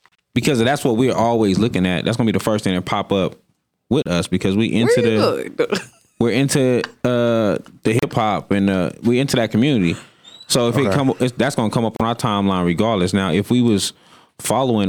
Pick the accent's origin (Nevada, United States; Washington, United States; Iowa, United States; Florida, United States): Nevada, United States; Las Vegas; we're from Vegas